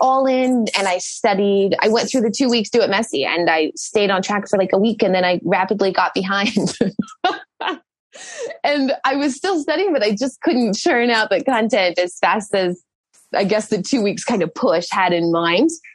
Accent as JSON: {"language": "English", "country": "United States", "moved": "as an adult", "lives_now": "Sweden", "said": "I am American"}